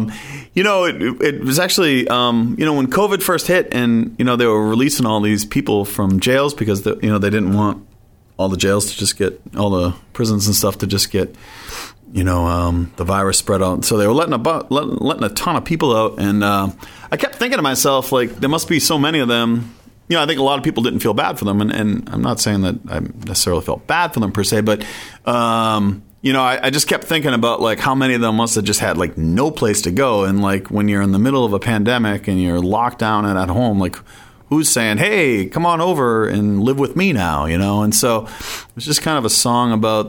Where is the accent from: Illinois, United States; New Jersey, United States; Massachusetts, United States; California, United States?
Massachusetts, United States; Foxborough; I grew up in Foxborough, Massachusetts